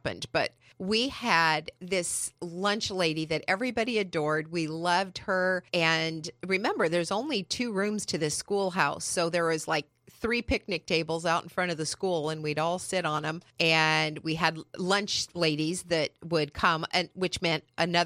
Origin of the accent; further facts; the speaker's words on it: San Bernardino Mountains, California, United States; now in San Diego, United States; I grew up in the San Bernardino Mountains, where Forest Home is